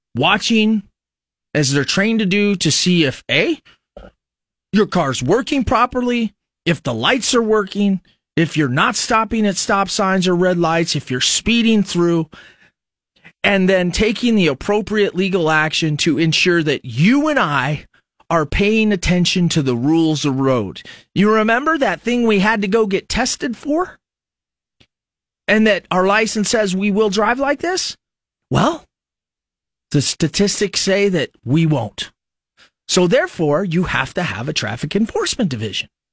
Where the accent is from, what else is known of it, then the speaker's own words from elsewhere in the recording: Fremont, Nebraska, United States; now in Lincoln, United States; you're from a smaller community in Nebraska, I'm from Fremont